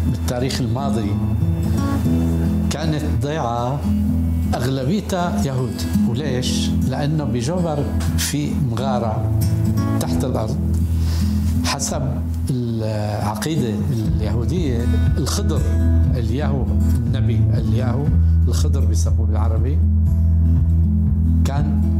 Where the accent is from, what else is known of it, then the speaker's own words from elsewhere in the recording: Damascus, Damascus Governorate, Syria; born there; مولود بسنة 42 1942 بالشام دمشق عائلتي أساسا من إسبانيا